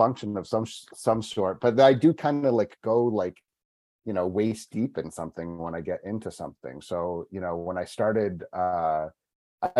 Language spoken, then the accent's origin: English; New England, United States; moved away as an adult; also born or lived in Michigan / Tampa Bay area, Florida; now in Tampa, United States; I grew up in New England originally, moved down here about 18 years ago.